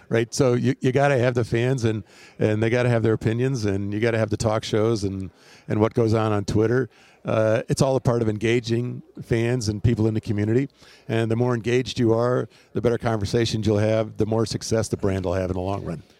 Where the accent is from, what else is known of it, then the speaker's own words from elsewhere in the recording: Wisconsin, United States; also born or lived in Houston / Portland; now in Phoenix, United States; growing up in Wisconsin